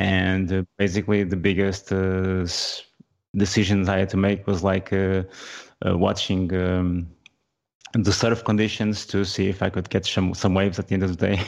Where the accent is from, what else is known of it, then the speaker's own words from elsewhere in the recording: Portugal; I'm from Portugal, not Spain